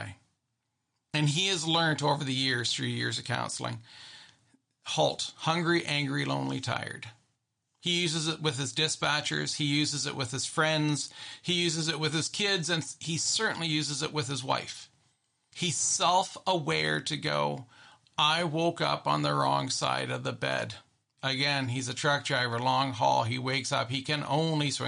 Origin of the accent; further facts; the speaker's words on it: Canada; I'm very Canadian